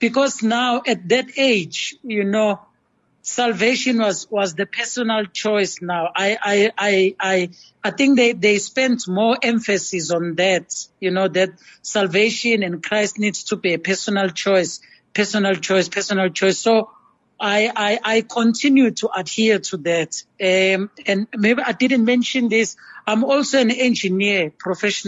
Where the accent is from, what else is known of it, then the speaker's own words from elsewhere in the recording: Durban, KwaZulu-Natal, South Africa; I grew up in Durban, KwaMashu